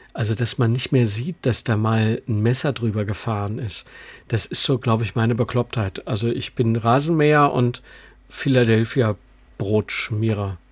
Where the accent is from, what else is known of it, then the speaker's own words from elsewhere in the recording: Düsseldorf, North Rhine-Westphalia, Germany; moved away as an adult; now in Munich, Germany; wir sind ja beide aus Düsseldorf